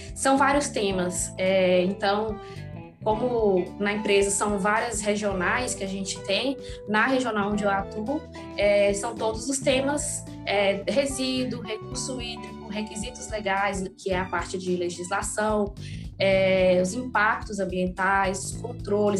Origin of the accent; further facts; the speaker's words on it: Montes Claros, Minas Gerais, Brazil; eu nasci e trabalho aqui em Montes Claros, norte de Minas Gerais, e aqui também né, eu fiz a maior parte da, da, minha formação acadêmica